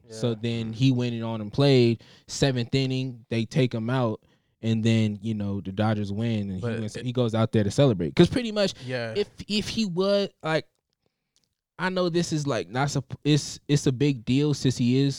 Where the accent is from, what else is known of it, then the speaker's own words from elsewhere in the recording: Southern California, United States; We're from SoCal